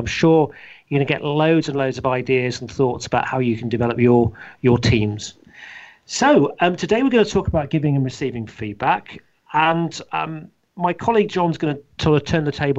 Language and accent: English; Leicestershire, East Midlands, United Kingdom; in our hometown in Leicestershire, or my hometown of Leicestershire